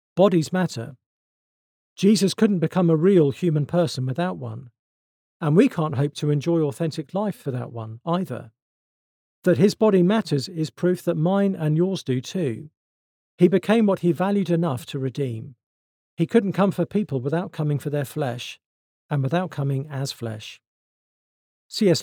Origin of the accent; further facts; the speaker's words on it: United Kingdom; I'm British